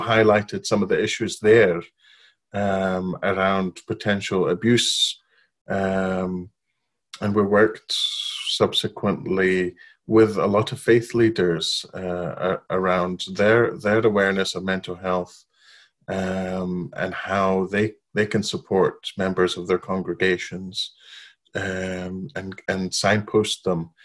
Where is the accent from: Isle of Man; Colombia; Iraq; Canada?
Iraq; Baghdad, Baghdad Governorate; moved away as an adult; also born or lived in Babylon, Iraq; now in United Kingdom; I was born and grew up in Iraq, in Baghdad. Um, I lived there till I was five. Then we moved to Babylon, the old city of Babylon, uh, lived there another